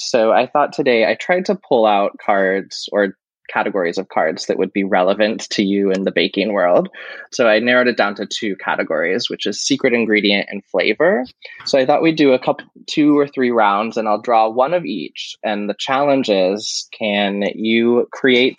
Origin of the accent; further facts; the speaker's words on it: Midwest, United States; I'm from the Midwest